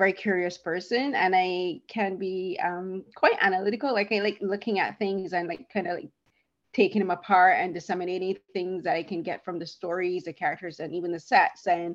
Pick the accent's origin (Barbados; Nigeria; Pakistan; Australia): Barbados; moved away as an adult; now in Toronto, Canada; I'm originally from Barbados, but I now live in Toronto, so I'm an immigrant. I've been living here 12 years